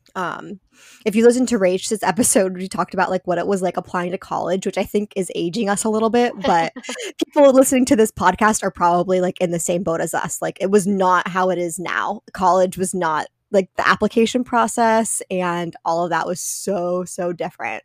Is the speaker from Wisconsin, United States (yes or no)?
no; central Pennsylvania, United States; now in Massachusetts, United States; I grew up in a really small town in central Pennsylvania.